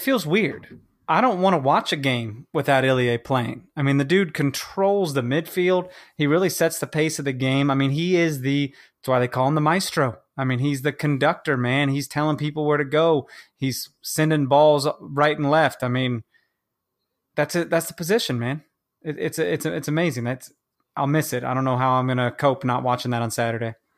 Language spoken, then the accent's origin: English; Kansas, United States; moved away; also born or lived in Chicago; I'm from Kansas